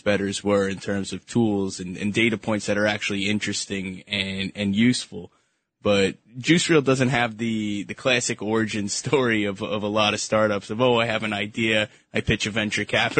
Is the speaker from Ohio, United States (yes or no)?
no; Syosset, New York, United States; I grew up in Syosset.